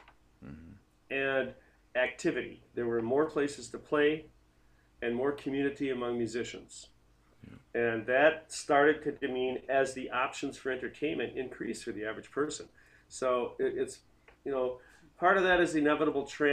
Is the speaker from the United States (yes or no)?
yes; South Milwaukee, Wisconsin, United States; I grew up in South Milwaukee.